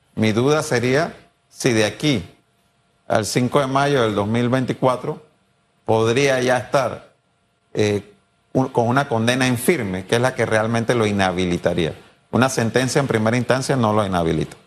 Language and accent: Spanish; Panama; yo no quiero volver a vivir eso como panameño